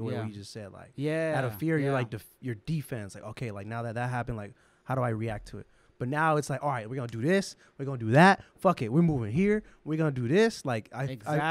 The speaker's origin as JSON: {"language": "English", "town": "San Jose", "region": "California", "country": "United States", "tie": "born or raised there", "said": "the way I was brought up here in San Jose"}